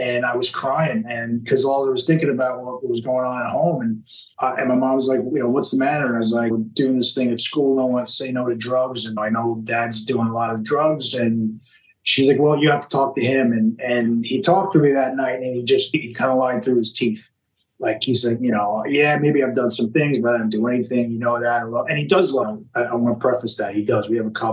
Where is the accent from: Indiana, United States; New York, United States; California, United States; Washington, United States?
New York, United States; Long Island; I grew up on Long Island, New York